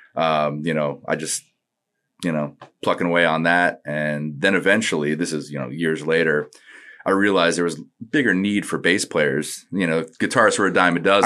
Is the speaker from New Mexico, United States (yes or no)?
no; Northport, New York, United States; moved away as an adult; also born or lived in Hawaii; I was born and lived there till four, and then I moved to New York around four